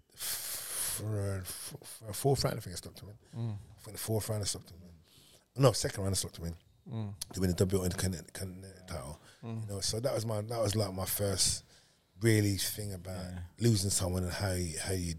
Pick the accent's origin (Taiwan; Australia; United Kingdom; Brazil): United Kingdom; London; I was growing up in Hackney, in East London